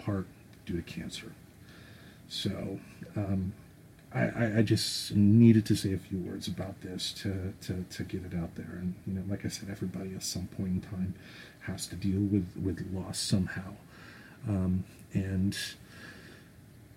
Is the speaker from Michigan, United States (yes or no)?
yes; Grand Rapids, Michigan, United States; I was born and raised in Grand Rapids, Michigan